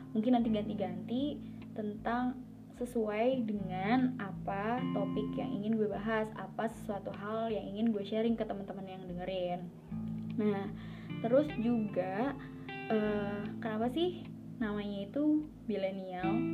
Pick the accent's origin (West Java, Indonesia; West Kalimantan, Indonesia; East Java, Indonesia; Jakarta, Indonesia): Jakarta, Indonesia; also born or lived in Bekasi; now in Surakarta, Indonesia; gue lahir dan besarnya di Jakarta. Sekolah dari SD, SMP, SMK, itu juga di Jakarta kemudian uh, satu tahun setelah lulus SMK gue kuliah di Solo